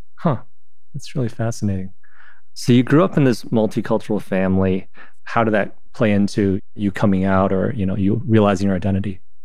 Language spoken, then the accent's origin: English; China; now in United States; growing up in China and coming here